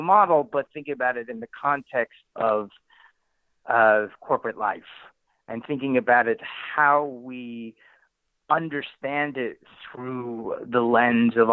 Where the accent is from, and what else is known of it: New Haven, Connecticut, United States; born or raised there